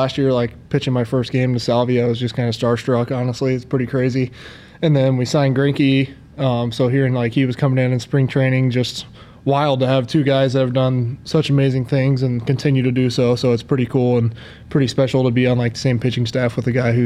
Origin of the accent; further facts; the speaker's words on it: Plano, Texas, United States; also born or lived in North Carolina; I love Plano, grew up there, older brother, older sister